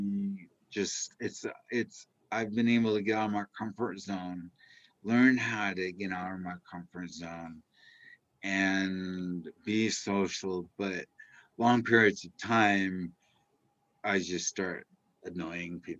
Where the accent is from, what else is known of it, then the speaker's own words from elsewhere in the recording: California, United States; now in Utah, United States; I'm originally from California